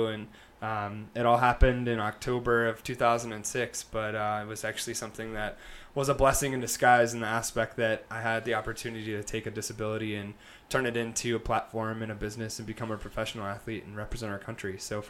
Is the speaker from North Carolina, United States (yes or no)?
yes; North Carolina, United States; also born or lived in various US locations; I'm a Southern boy at heart. I'm originally from North Carolina, so got a little Southern in my blood, but moved all over, lived all over